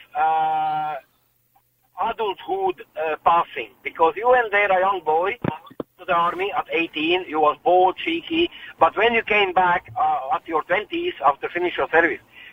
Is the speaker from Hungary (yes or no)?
yes; Hungary; English is a second language; moved away as an adult; now in Ireland; I'm originally from Hungary, right? And when I was young, as soon as you reached 18, you have to go for a 2 years of service